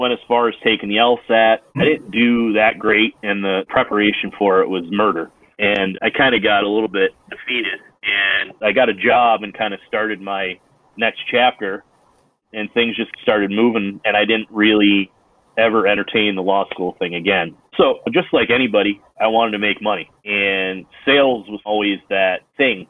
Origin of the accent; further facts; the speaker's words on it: upstate New York, United States; I grew up in upstate New York where I'm living right now